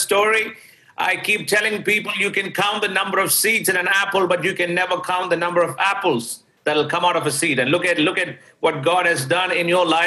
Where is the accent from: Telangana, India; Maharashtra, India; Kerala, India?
Kerala, India; Thiruvananthapuram; also born or lived in Delhi; now in New York, United States; I was born and raised in Trivandrum City, which is one of the cities right at the tip of India.